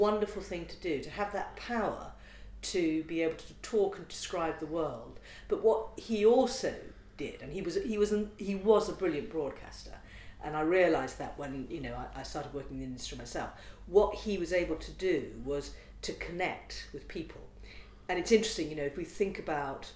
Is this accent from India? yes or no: no; United Kingdom; also born or lived in Liverpool / Derbyshire; I grew up in Liverpool and Derbyshire